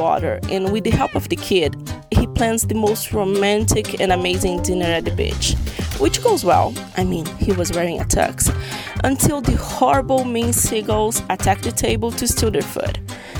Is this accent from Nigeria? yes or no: no; Brazil; now in Miami, United States; I'm from Brazil, but I currently live in Miami, US.